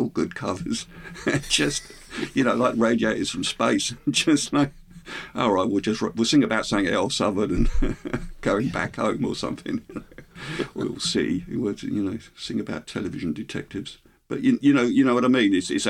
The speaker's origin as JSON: {"language": "English", "town": "Hemel Hempstead", "region": "East of England", "country": "United Kingdom", "tie": "born or raised there", "said": "growing up in a new town, I grew up in Hemel Hempstead, it's a new town."}